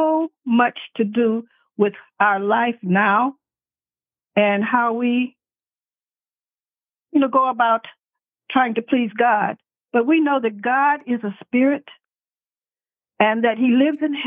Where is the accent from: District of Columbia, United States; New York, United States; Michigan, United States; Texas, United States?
Texas, United States; San Antonio; I was born in San Antonio, Texas.